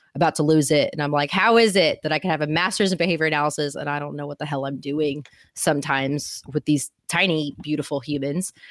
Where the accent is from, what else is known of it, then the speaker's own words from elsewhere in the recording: Houston, Texas, United States; I'm from Houston